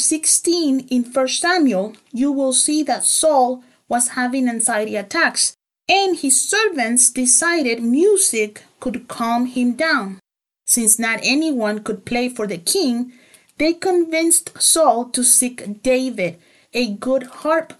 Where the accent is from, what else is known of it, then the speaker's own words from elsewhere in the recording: El Salvador; I grew up in El Salvador